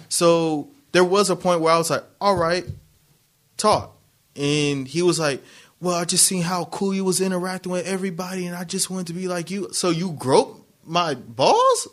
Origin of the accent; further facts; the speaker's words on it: Harbor City, California, United States; I was born in Harbor City